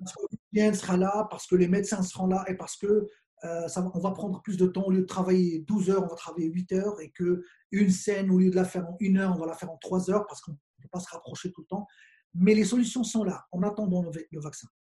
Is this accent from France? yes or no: no; Morocco; on est juste des Marocains